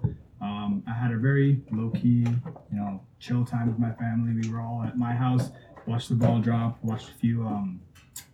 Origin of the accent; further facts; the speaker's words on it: New York City, New York, United States; also born or lived in Bangladesh; Born in Bangladesh, raised in New York, raised in Jamaica, Queens.